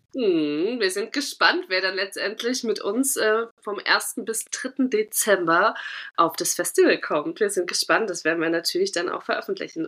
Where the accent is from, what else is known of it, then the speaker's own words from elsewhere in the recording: Thuringia, Germany; accent: Thuringian; moved away; Ich, ich lebe schon zu lange nicht mehr in Thüringen